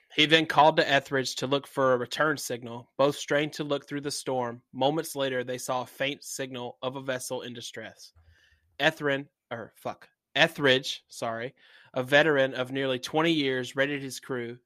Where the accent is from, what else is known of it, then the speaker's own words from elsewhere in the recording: the South, United States; I'm from the South